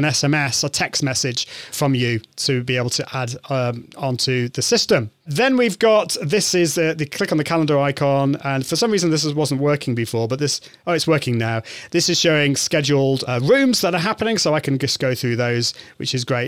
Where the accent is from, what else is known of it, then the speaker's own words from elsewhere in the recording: United Kingdom; I'm from the UK, I'm British.